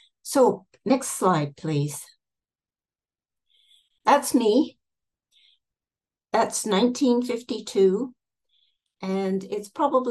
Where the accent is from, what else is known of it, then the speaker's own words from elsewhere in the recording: Canada; also born or lived in Toronto, Canada; now in Napier, New Zealand; I'm originally from Canada.